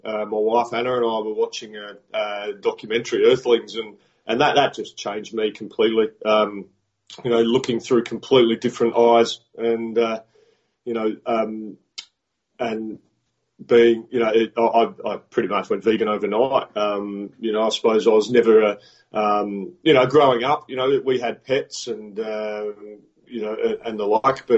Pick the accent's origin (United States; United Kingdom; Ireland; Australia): Australia; Adelaide, South Australia; coach the Adelaide Strikers in the Big Bash League in Australia. So, which is my hometown